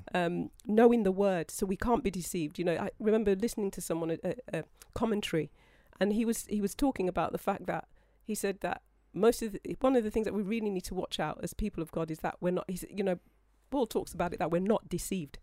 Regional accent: United Kingdom; being British

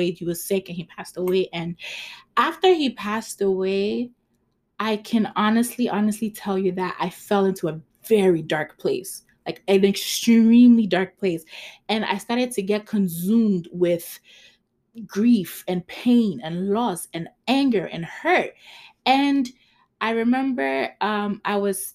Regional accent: Ghana; English is a second language; I'm Ghanaian

